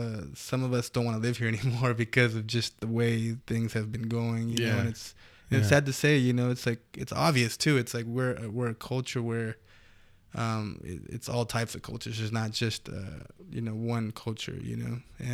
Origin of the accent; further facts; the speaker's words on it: Canoga Park, California, United States; I know that I grew up in Canoga Park, and a lot of the cultures there is Latino